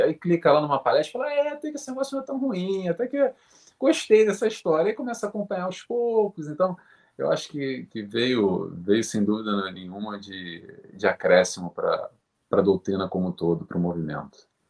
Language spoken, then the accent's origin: Portuguese; Rio de Janeiro, Brazil; now in Portugal; sou do Rio de Janeiro